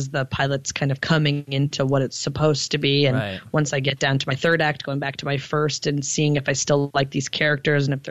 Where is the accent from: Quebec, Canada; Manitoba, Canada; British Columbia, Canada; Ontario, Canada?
Ontario, Canada; Toronto; also born or lived in Montreal; even though I'm from Toronto, I kind of came up in Montreal because that's where I was doing a lot of my comedy. When I moved back to Toronto